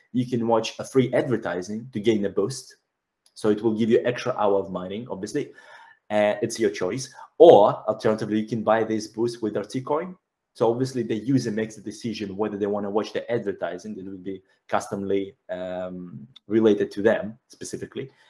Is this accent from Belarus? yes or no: yes; Belarus; moved away; I'm actually from Belarus